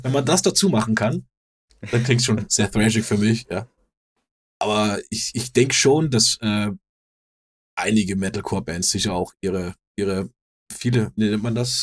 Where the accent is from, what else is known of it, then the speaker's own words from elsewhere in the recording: Denmark; moved away; ich bin ja auch aus, aus Skandinavien wir gehen es vielleicht ein bisschen anders an als hier